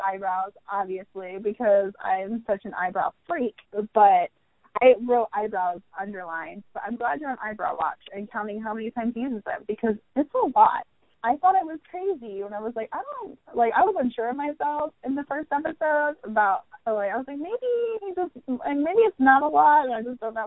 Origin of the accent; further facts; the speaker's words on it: United States; I'm American